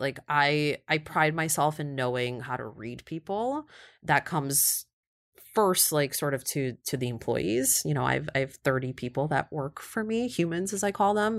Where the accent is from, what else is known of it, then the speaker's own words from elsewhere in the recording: Kyiv, Ukraine; also born or lived in Cleveland, Ohio; now in New York, United States; born and raised in Kyiv